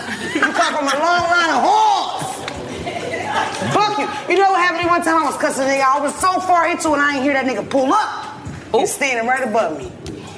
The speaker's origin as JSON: {"language": "English", "town": "Philadelphia", "region": "Pennsylvania", "country": "United States", "said": "I'm from Philly"}